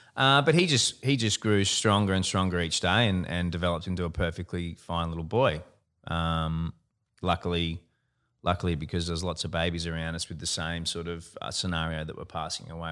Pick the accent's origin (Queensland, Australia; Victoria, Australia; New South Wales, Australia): Queensland, Australia; Gold Coast; have always always lived on the Gold Coast, born and bred on the Gold Coast